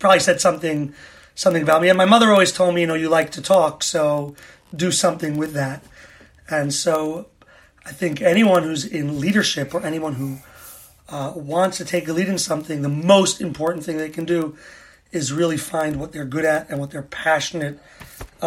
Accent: New York, United States; moved away as an adult; now in Israel; So I grew up in New York, been in Israel since September 2000

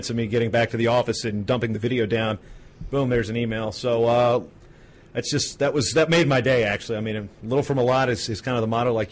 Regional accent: Virginia, United States; I'm from Virginia?

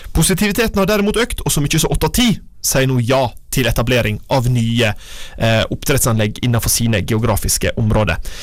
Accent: Vågsøy, Sogn og Fjordane, Vestland, Norway; Kommunen der jeg er fra, Vågsøy kommune i Sogn og Fjordane

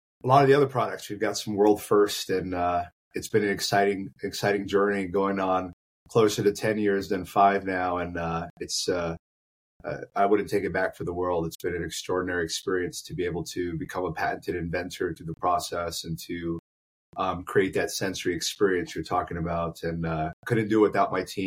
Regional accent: Phoenix, Arizona, United States; Yes, born and raised

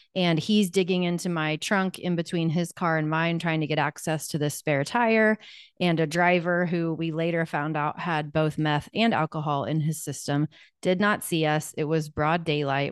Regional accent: Wichita, Kansas, United States; I'm from Wichita, Kansas. I'm still here. I never left

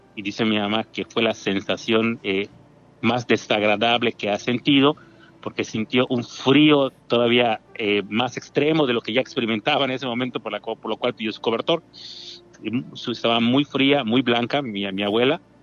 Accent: Mérida, Yucatán, Mexico; Aquí de Mérida, la ciudad de Mérida, Yucatán.

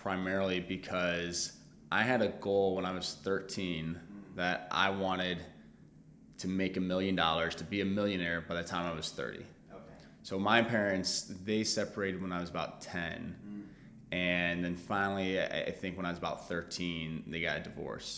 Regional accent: St. Charles County, outside St. Louis, Missouri, United States; I grew up outside of St. Louis in St. Charles County

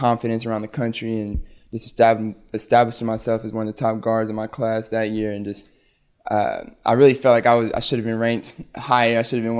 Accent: Lubbock, Texas, United States; I was born in Lubbock, so my dad played there, and so I'm going home.

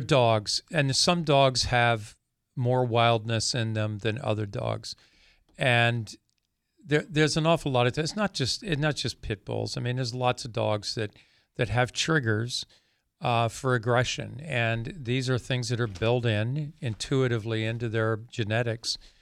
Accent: Pennsylvania, United States; I grew up in Pennsylvania.

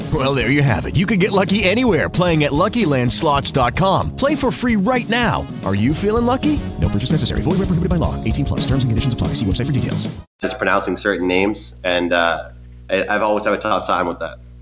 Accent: Halifax, Nova Scotia, Canada; my hometown, Halifax, Nova Scotia

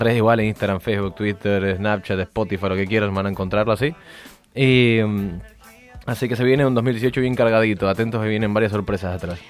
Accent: Rio de Janeiro, Brazil; now in New York, United States; yo nací en Brasil, para los que no sepan del otro lado, nací en Brasil, en Río de Janeiro

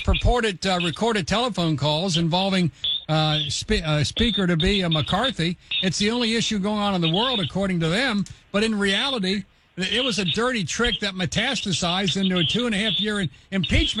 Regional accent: Kentucky, United States; my home state of Kentucky

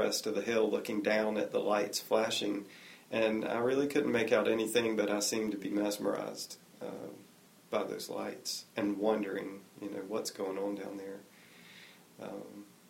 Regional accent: Apex, North Carolina, United States; also born or lived in Cary, North Carolina; now in Raleigh, United States; I started growing up in Cary. When I was 10, we moved to Apex, and I now live in Raleigh.

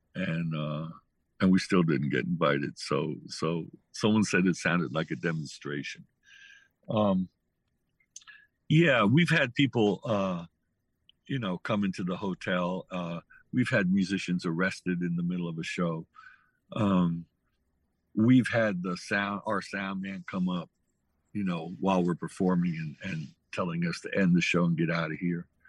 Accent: New Haven, Connecticut, United States; I grew up with it in New Haven

